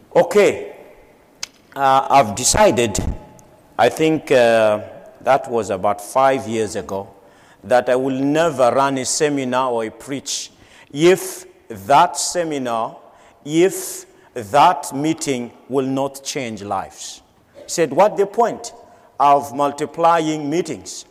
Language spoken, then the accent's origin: English; Madagascar; Madagascar, my home country